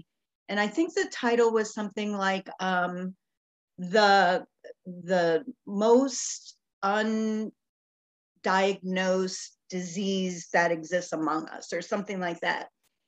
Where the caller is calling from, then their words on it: Tampa, Florida, United States; I am calling in from the Tampa Bay area in Florida in the United States.